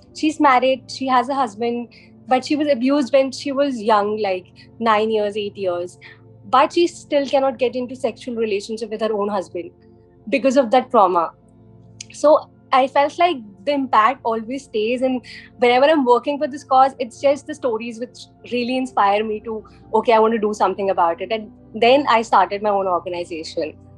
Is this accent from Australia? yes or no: no; India; also born or lived in London; I'm from India.